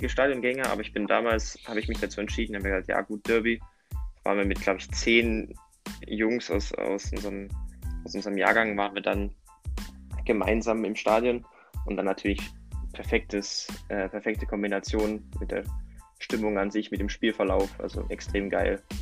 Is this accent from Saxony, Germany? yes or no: yes; Meissen, Saxony, Germany; Also ich komme ursprünglich aus Meißen, aus der Nähe von Meißen und ja, durch meinen Vater, durch meine ganze Familie bin ich dann da einfach irgendwie reingerutscht.